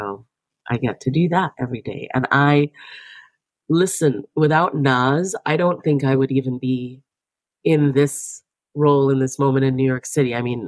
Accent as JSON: {"language": "English", "country": "Jamaica", "tie": "born or raised there", "moved": "as an adult", "lives_now": "United States", "said": "I was born and raised in Jamaica, but I've lived in the United States since 2005."}